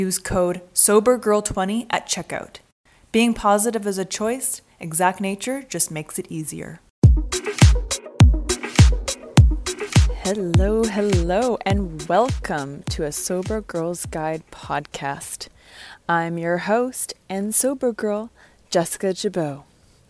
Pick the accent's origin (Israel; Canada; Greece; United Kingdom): Canada; Vancouver, British Columbia; moved away as an adult; now in Los Angeles, United States; I'm from Vancouver, Canada.